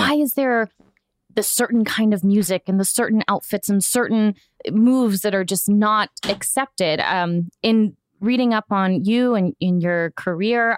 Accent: Florida, United States; I'm from Florida

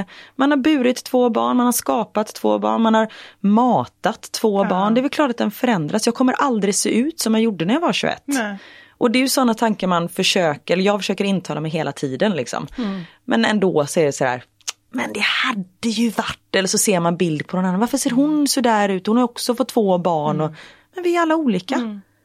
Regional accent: Gothenburg, Västra Götaland, Sweden; jag från Göteborg

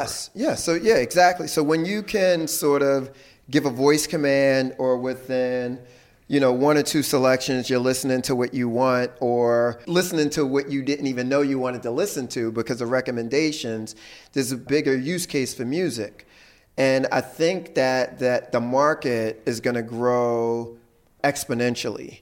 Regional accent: Philadelphia, Pennsylvania, United States; I grew up in Philly

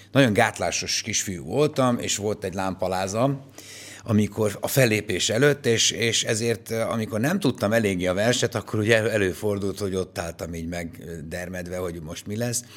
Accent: Pécs, Baranya, Hungary; Tényleg színházban nőttem föl, tehát a Pécsi Nemzeti Színházban én voltam a Pécsi Balett első

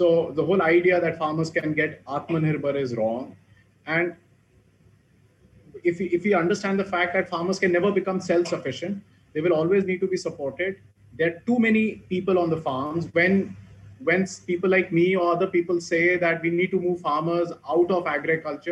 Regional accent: Abohar, Punjab, India; in Abhor, coming out of my hometown

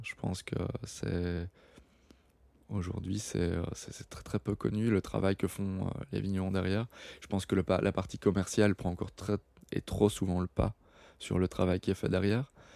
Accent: Belgium; moved away; mon internationalité, le belge

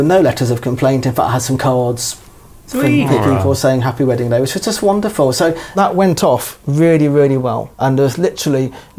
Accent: New Zealand; born there; I've got seven sisters, I was born in New Zealand, I'm getting married on Saturday.

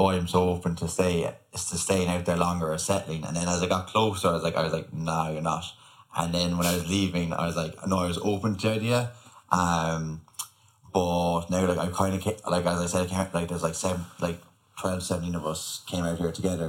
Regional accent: Ireland; moved away as an adult; now in Australia

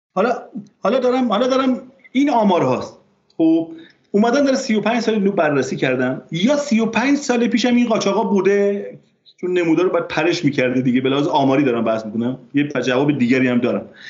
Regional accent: border village near Azerbaijan, Namin county, Ardabil Province, Iran; من به عنوان کسی که در روستا نقطه صفر مرزی بزرگ شدم

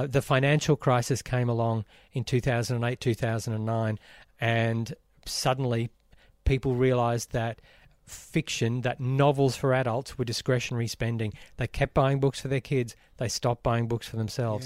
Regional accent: Brisbane, Queensland, Australia; growing up in Brisbane

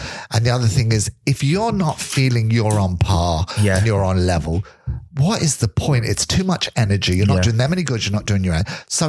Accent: England, United Kingdom; accent: English; moved away as an adult; also born or lived in London; now in Skerries, Ireland; I forget I have an English accent until people say it to me.

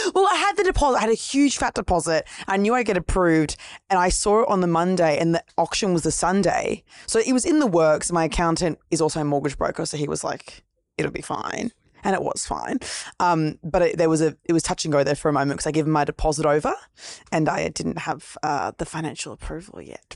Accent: Gold Coast, Queensland, Australia; also born or lived in Brisbane; now in Sydney, Australia; New South Wales, but I grew up at the Gold Coast.

